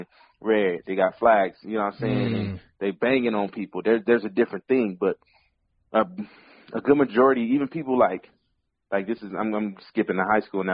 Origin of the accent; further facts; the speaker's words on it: Pasadena, California, United States; I'm from Pasadena